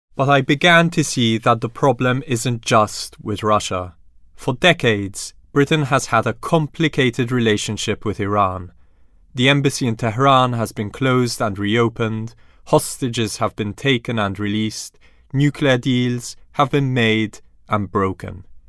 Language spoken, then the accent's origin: English; Malta; now in London, United Kingdom; Malta, my home country